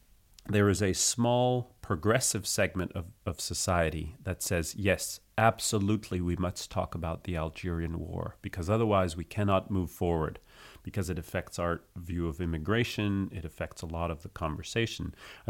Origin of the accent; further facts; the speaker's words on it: United States; also born or lived in France; I am both American and French, which doesn't make me Canadian, which I get a lot. Sometimes I say, like, oh, I'm half French